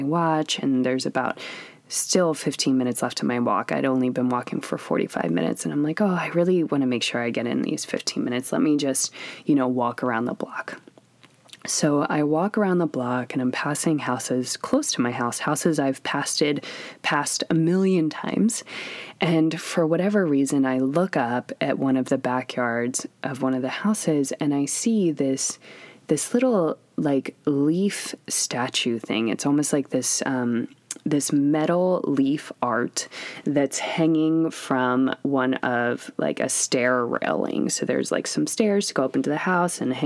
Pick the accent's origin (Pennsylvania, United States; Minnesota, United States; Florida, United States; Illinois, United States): Pennsylvania, United States; moved away; I'm from Pennsylvania